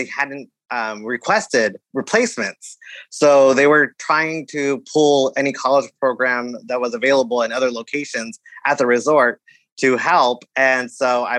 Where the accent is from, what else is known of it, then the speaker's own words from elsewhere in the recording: California, United States; also born or lived in Florida; I'm originally from California